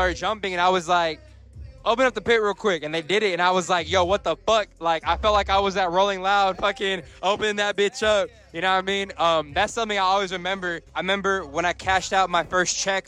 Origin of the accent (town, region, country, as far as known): San Antonio, Texas, United States; born or raised there